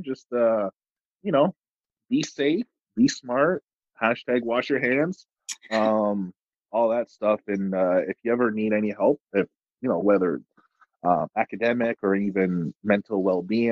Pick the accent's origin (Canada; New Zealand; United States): Canada; we're from Canada